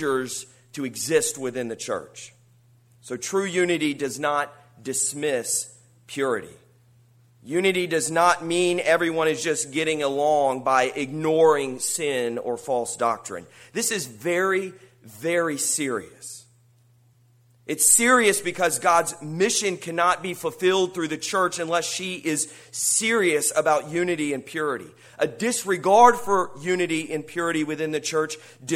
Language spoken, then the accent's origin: English; United States; an American who values freedom